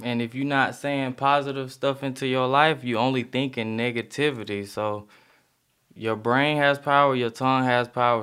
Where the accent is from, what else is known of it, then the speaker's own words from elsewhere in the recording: Decatur, Georgia, United States; I'm from Decatur, Georgia